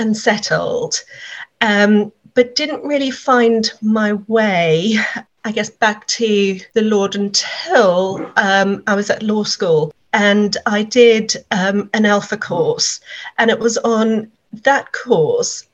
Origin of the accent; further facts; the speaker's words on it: South Africa; now in England; I am a South African originally